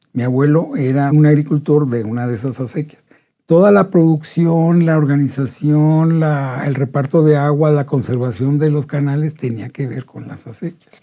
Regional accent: Delicias, Chihuahua, Mexico; moved away; Yo, soy, yo nací en Delicias, soy el único de mi familia que nació en Delicias. O sea que a mí me llovió toda la vida, porque era de Delicias.

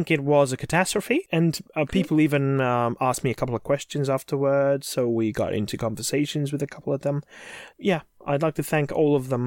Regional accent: Flemish part of Belgium, near Bruges, Flanders, Belgium; I'm from Belgium.

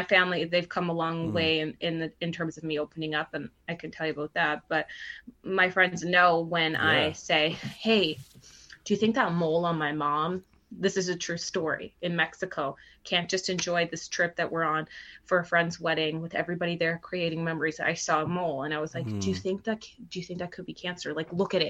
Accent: Cambridge, Ontario, Canada; growing up in Cambridge, Ontario, where I grew up, was predominantly Portuguese

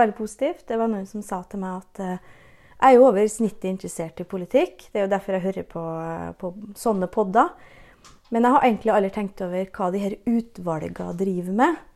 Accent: Nordmøre, Møre og Romsdal, Norway; accent: Nordmøre dialect

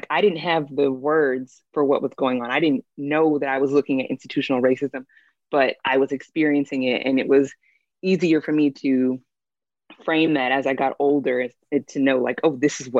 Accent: Valdosta, Georgia, United States; I grew up in South Georgia. My dad was in the military. He was in the Air Force. So we moved around a lot, but my mom was like really adamant that we stay in one spot for a while. And that happened to be in Valdosta, Georgia, which is like this small town.

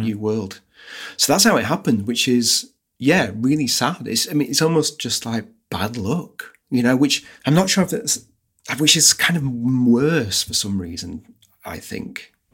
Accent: United Kingdom; I'm British.

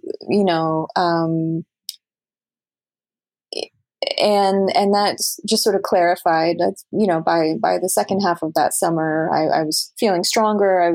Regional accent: Canada; moved away as an adult; now in New York, United States; as a Canadian

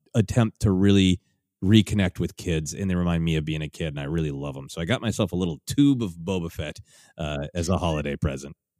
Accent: Minneapolis, Minnesota, United States; moved away; my hometown of Minneapolis

